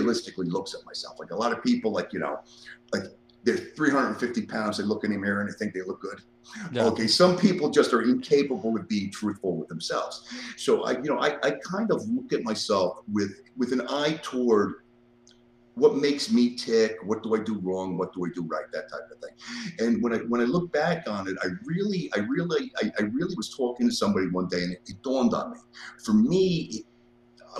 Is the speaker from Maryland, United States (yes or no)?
no; New York City, New York, United States; moved away as an adult; also born or lived in northern New Jersey / Las Vegas, United States; now in Lexington, Virginia, United States; I grew up in the Bronx.